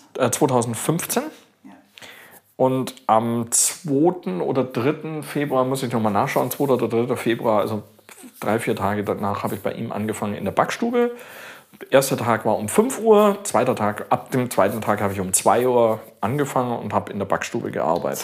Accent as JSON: {"language": "German", "town": "Augsburg", "region": "Bavaria", "country": "Germany", "tie": "born or raised there", "also_born_or_lived": "Australia", "said": "In Augsburg, in meiner Heimatstadt"}